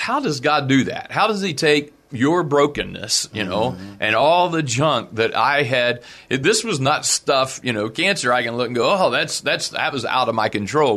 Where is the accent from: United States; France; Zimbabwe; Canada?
United States; South Point, Ohio; moved away as an adult; also born or lived in West Virginia / Beaver Falls, Pennsylvania; I grew up in in Southern Ohio on a little farm.